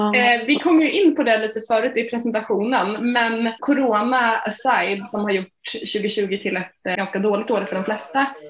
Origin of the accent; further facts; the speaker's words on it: Linköping, Östergötland, Sweden; min hemstad Linköping